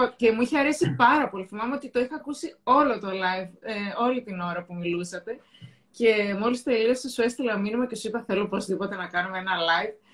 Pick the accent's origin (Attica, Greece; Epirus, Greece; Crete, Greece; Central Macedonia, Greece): Central Macedonia, Greece; Thessaloniki; εγώ είμαι από τη Θεσσαλονίκη